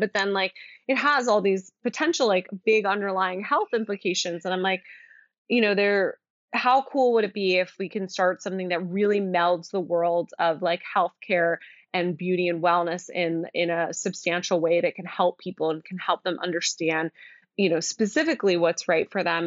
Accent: outside of Philadelphia, Pennsylvania, United States; moved away as an adult; also born or lived in Virginia / Boston; now in New York City, United States; I grew up outside of Philadelphia

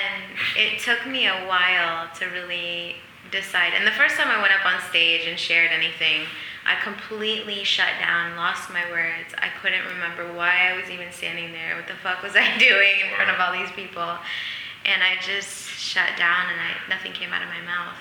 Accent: Flint, Michigan, United States; we had this basement in the house I grew up in Flint, Michigan

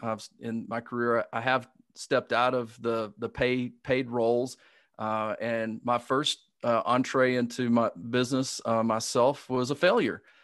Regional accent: Alabama, United States; accent: Southern; I grew up in Alabama

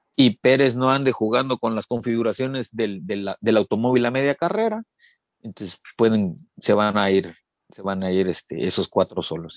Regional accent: Mexico; somos más mexicanos

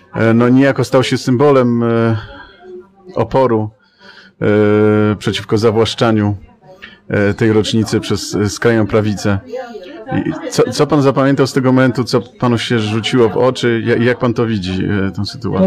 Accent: Silesian Voivodeship, Poland; wywodzę się z pogranicza polsko-niemieckiego, Śląsk

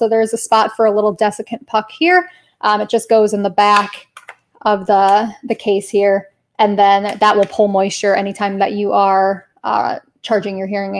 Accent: Colorado, United States; now in Georgetown, United States; maybe I came from Colorado, all my people were hikers and campers.

